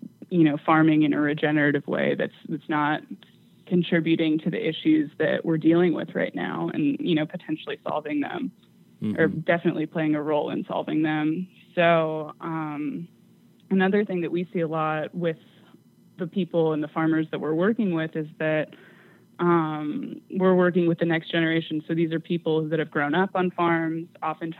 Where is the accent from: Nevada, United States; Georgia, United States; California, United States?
California, United States; moved away; I'm originally from California